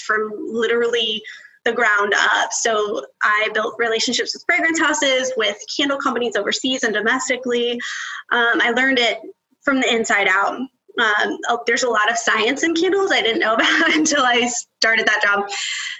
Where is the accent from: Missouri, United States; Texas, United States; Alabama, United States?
Texas, United States; West; also born or lived in Roswell, New Mexico; now in Bethany, United States; I lived in Texas, like all through West Texas